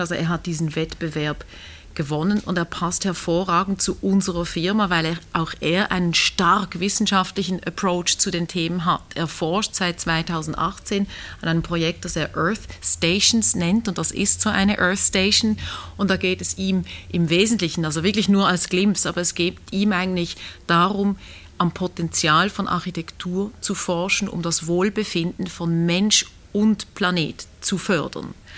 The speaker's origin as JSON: {"language": "German", "town": "Basel", "region": "Basel-Stadt", "country": "Switzerland", "said": "als Basler"}